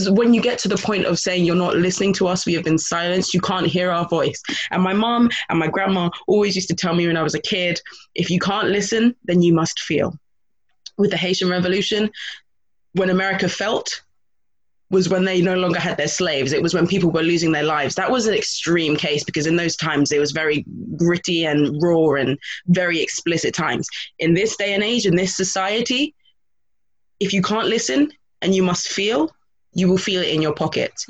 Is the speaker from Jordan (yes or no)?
no; Grenada; I'm from a small Caribbean island. I'm from Grenada